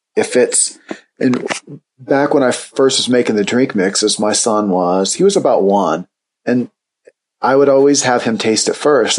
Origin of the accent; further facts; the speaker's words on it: Indiana, United States; I grew up in Indiana